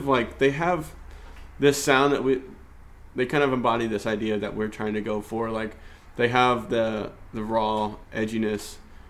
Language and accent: English; Indianapolis, Indiana, United States; now in Evansville, United States; I'm not from Evansville, so I don't feel like I have a whole lot of room to talk, but... coming from Indy, the Indy area, it definitely seems like there's good music here